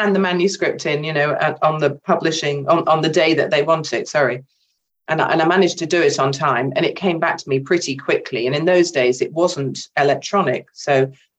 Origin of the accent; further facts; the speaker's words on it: England, United Kingdom; an English woman, an English artist